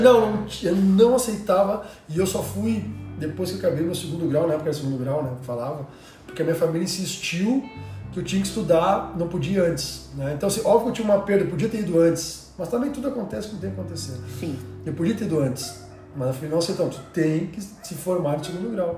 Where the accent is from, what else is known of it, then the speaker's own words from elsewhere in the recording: Cachoeira do Sul, Rio Grande do Sul, Brazil; also born or lived in Santa Maria / São Paulo; sou natural de Cachoeira do Sul, interior aqui do Rio Grande do Sul